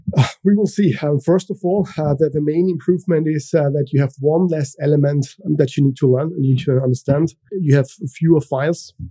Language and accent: English; Austria; first language German; English is a second language; I am from Austria. So, this means my native language is German